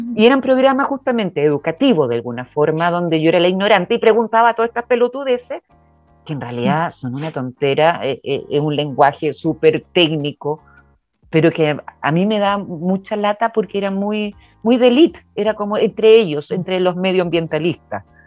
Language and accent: Spanish; Chile; Mi tierra